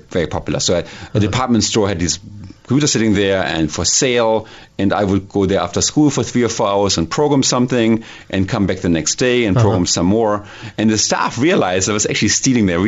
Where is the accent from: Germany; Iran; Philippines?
Germany; Hildesheim, Lower Saxony; English is a second language; moved away as an adult; now in Silicon Valley, United States; Born and raised in Germany, 1967